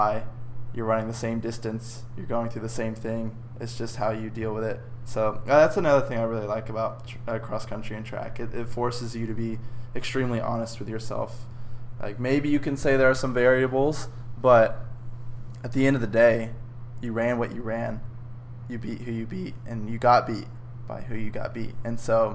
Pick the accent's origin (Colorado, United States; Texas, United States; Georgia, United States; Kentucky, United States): Texas, United States; Dallas; I grew up in the Dallas area, suburbs of Dallas, all of my life, and now I'm at SMU with you